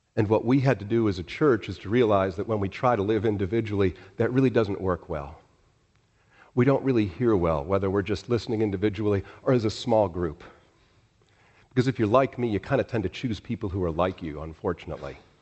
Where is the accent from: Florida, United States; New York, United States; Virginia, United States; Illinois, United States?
Illinois, United States; Chicago; moved away; I was born in Chicago